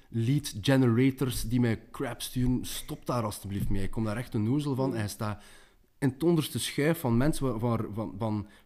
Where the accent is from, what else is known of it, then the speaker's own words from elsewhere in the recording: West Flanders, Belgium; Uh, je komt zelf uit West-Vlaanderen, ik kom ook uit West-Vlaanderen, dat merkt u niet meer aan mijn dialect